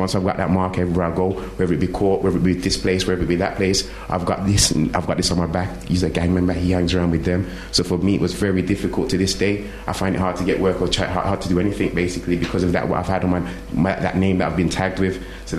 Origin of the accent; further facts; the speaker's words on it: Handsworth, West Midlands, United Kingdom; You see, when you're growing up where I come from, now I grew up in Handsworth. I went to school as a young black man.